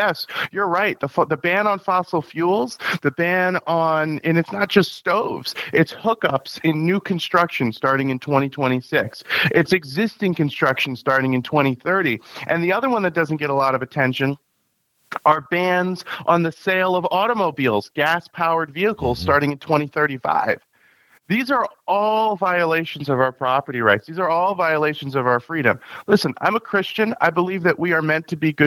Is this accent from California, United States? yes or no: no; upstate New York, United States; also born or lived in Long Island, New York; I've lived in upstate New York for most of my life, moved here when I was 6 years old. I was born on Long Island